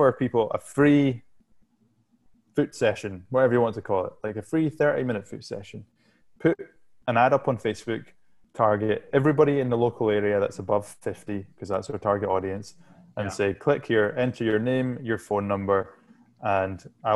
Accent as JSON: {"language": "English", "area": "Shetland Islands", "region": "Scotland", "country": "United Kingdom", "said": "I'm from the Shetland Islands, which is go to Scotland and then go as far north as you possibly can in Scotland"}